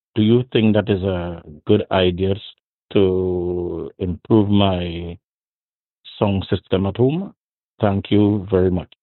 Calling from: Trinidad & Tobago; I'm calling from Trinidad and Tobago, land of Brian Lara, top class cricketer

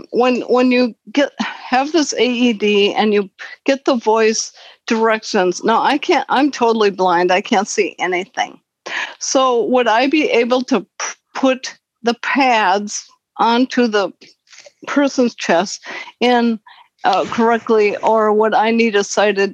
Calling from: Minneapolis, Minnesota, United States; I'm from Minneapolis, Minnesota.

